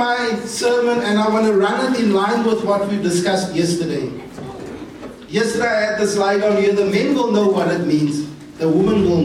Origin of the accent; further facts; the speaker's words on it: Cape Town, Western Cape, South Africa; I'm from Cape Town.